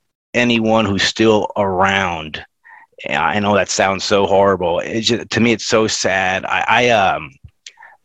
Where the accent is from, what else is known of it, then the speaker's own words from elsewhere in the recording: Florida, United States; I grew up in Florida